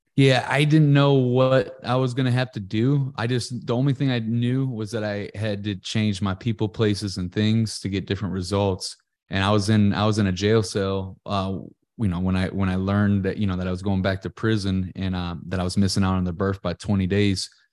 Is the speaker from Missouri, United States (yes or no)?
yes; Ferguson, Missouri, United States; I'm from Ferguson, Missouri